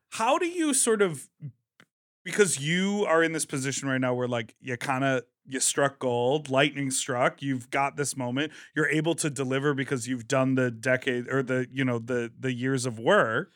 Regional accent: Midwest, United States; moved away; also born or lived in New York; I'm from the Midwest

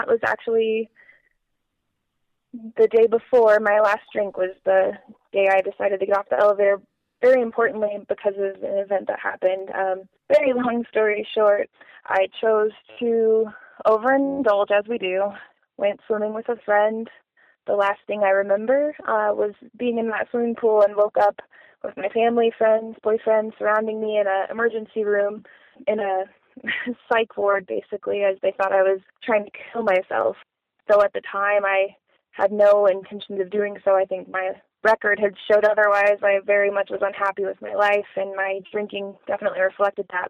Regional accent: Colorado, United States; I am actually from Colorado

